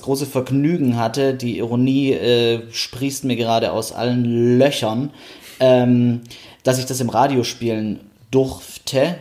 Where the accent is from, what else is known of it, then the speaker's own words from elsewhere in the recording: Stuttgart, Baden-Württemberg, Germany; ich bin ja Stuttgarter